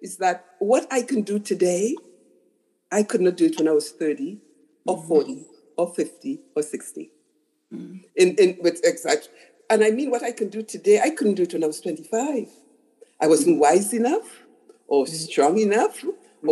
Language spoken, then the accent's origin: English; Trinidad & Tobago; I was a little girl growing up in Trinidad, which is a very racist country